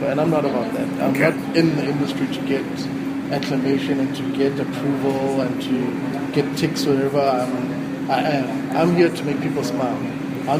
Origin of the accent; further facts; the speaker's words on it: Soweto, Gauteng, South Africa; I'm from Soweto